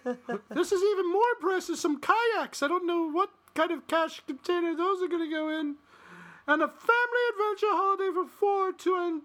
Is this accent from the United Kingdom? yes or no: yes; England, United Kingdom; Well, you know, I'm from Northern England, not Northern Ireland, you know.